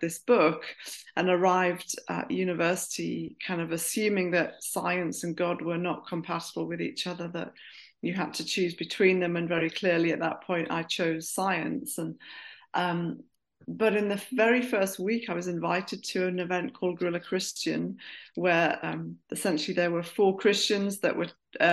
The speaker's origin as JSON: {"language": "English", "town": "Durham", "region": "North East England", "country": "United Kingdom", "tie": "born or raised there", "also_born_or_lived": "Bristol", "moved": "as an adult", "said": "I grew up in Durham. I went to a comprehensive school in Durham."}